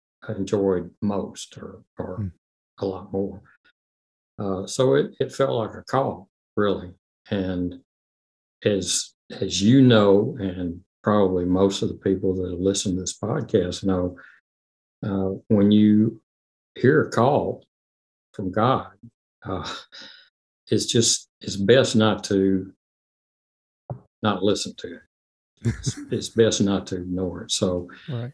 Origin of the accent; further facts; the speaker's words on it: Memphis, Tennessee, United States; I was born in Memphis